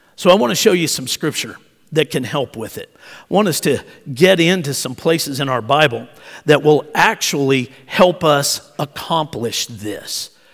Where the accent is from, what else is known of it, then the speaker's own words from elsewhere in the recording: Oklahoma, United States; accent: Southern; moved away; I learned how to talk living in Oklahoma, so I've got some y'all in me